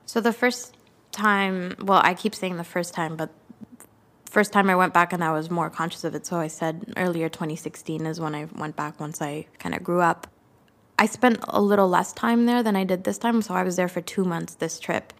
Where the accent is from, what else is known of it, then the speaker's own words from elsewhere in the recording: Canada; I wasn't born in Sri Lanka, but I am a Tamil Canadian